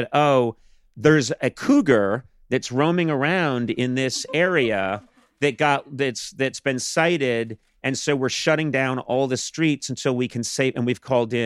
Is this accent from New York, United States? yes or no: no; Massachusetts, United States; moved away as an adult; now in Los Angeles, United States; I grew up on the East Coast in Massachusetts.